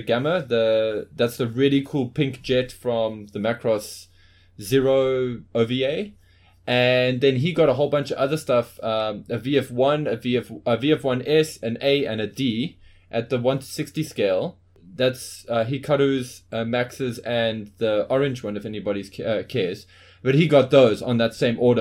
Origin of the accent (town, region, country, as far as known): Johannesburg, Gauteng, South Africa